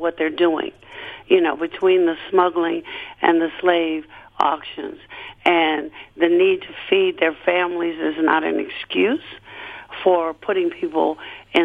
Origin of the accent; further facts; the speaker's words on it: United States; now in Chicago, United States; as an American Muslim